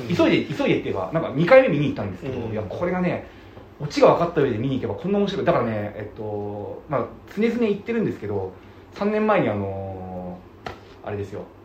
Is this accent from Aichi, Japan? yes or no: no; Tokyo, Japan; 僕は東京生まれなんで